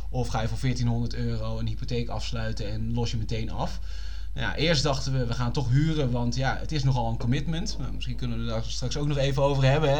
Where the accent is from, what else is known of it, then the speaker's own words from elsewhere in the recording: Utrecht, Netherlands; als Utrechter